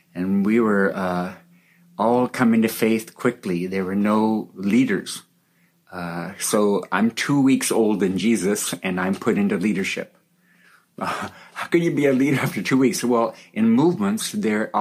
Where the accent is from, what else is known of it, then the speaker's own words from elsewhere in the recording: California, United States; I grew up in America, in California, in a Christian family